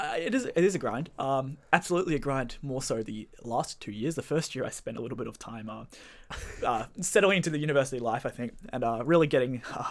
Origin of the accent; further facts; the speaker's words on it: Bayside, Victoria, Australia; now in Melbourne, Australia; Well, I guess I'll start with … I grew up down in Bayside. I've been studying my undergrad at Melbourne.